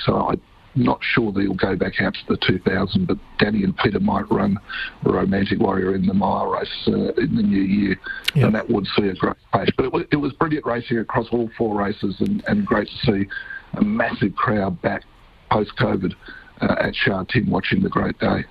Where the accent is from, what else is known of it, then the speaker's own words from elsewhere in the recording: Perth, Western Australia, Australia; moved away as an adult; also born or lived in Victoria, Australia; now in Hong Kong; I won't be in Perth on, on Saturday, mm. my hometown